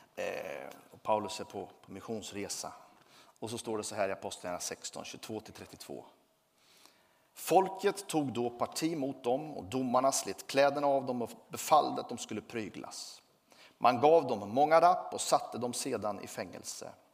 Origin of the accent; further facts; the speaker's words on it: Sweden; Jag tillhör Sverige, jag är glad för det